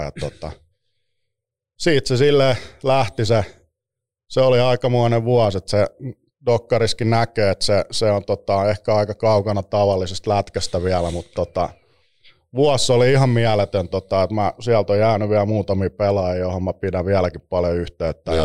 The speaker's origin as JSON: {"language": "Finnish", "town": "Espoo", "region": "Uusimaa", "country": "Finland", "tie": "born or raised there", "said": "Espoossa viettänyt nuoruusvuodet"}